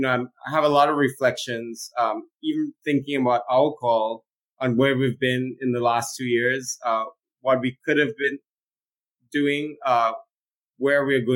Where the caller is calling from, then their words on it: San Francisco, California, United States; Yeah, so I'm calling from San Francisco at a very significant time.